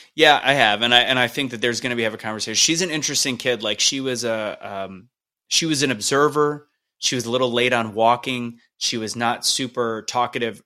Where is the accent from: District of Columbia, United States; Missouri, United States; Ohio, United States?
Missouri, United States; St. Louis; I'm from Saint Louis